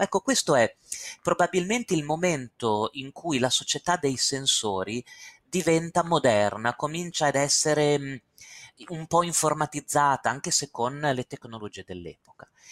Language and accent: Italian; Castelfranco Emilia, Emilia-Romagna, Italy; moved away; Io sono di Castelfranco Emilia, il mio paese natale Castelfranco Emilia, dove ho vissuto per 33 anni